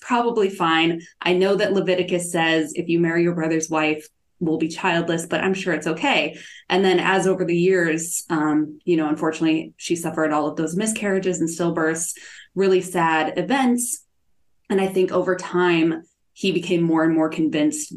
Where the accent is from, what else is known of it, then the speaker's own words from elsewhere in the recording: Iowa, United States; now in Dallas, United States; So I grew up actually in Iowa, which is in the middle of the United States